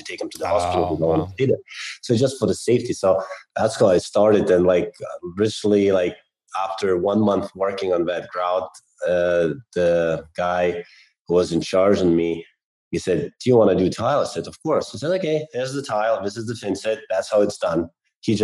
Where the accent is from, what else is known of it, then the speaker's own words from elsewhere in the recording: Lithuania; moved away as an adult; also born or lived in England; I'm originally from Lithuania